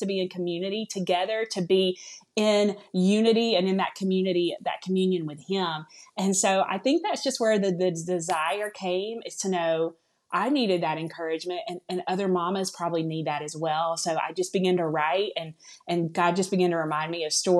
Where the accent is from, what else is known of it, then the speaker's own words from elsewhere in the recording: the South, United States; accent: southern; now in Alabama, United States; you all may hear it a little bit in my voice, I'm from the South. I live here in Alabama.